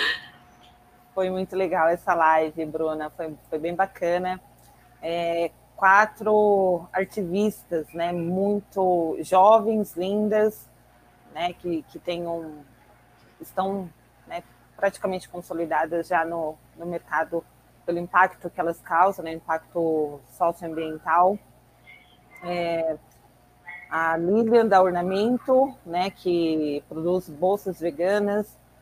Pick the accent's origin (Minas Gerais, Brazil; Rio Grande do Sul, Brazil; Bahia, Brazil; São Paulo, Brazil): São Paulo, Brazil; eu sou daqui de, do extremo sul de São Paulo, Parelheiros